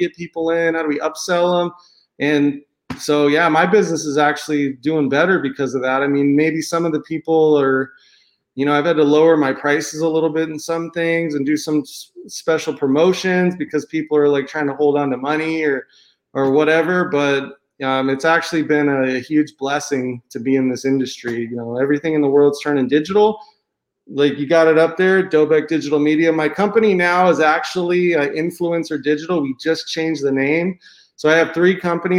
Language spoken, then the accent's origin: English; San Diego, California, United States; moved away as an adult; now in Cabo San Lucas, Mexico; I grew up in San Diego, California. I lived there most of my life